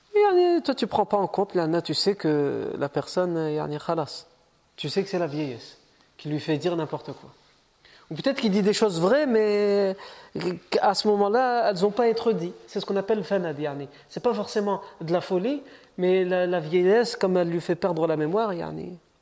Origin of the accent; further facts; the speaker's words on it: France; Moi je suis né en France